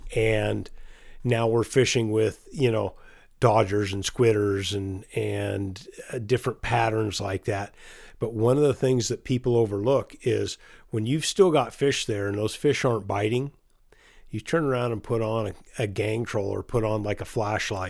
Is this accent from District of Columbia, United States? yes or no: no; Chelan, Washington, United States; born or raised there